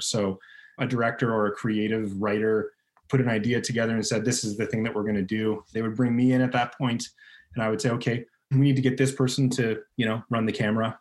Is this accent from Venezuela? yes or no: no; Northern Ontario, Canada; I grew up in Northern Ontario where there's just lakes everywhere you turn